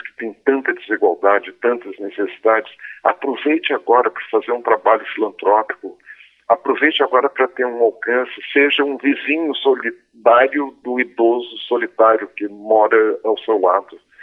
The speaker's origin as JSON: {"language": "Portuguese", "country": "Brazil", "said": "nós, cordiais brasileiros"}